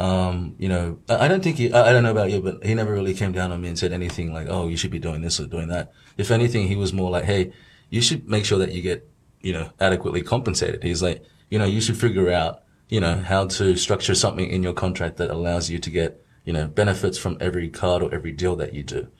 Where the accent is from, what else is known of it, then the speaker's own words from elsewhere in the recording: Australia; moved away as an adult; now in Shanghai, China; I was also able to be brought up in like an Australian society or the background. I still see myself as Australian